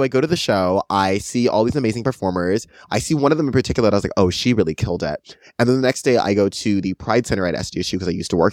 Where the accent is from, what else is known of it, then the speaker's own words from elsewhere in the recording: San Diego, California, United States; Born and raised here my entire life